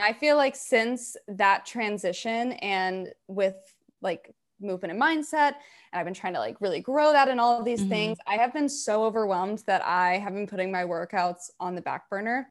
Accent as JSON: {"language": "English", "region": "the South", "country": "United States", "tie": "born or raised there", "moved": "as an adult", "lives_now": "New York City, United States", "said": "I grew up in the South"}